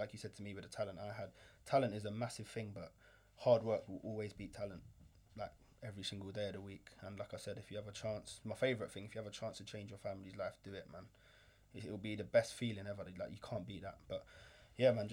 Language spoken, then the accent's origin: English; London, United Kingdom; I grew up in London